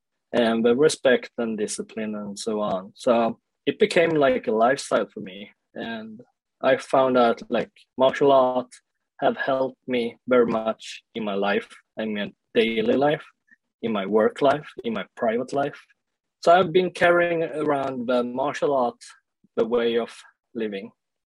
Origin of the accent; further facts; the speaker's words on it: Sweden; also born or lived in South Korea; I grew up in Sweden, and I was adopted to Sweden when I was 1 year old, because my parents in Sweden, they couldn't get any kids by their own.